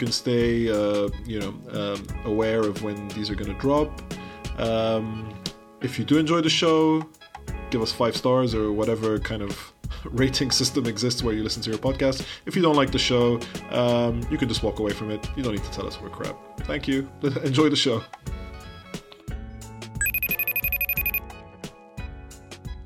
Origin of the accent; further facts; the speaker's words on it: United Kingdom; We're both British Arab creatives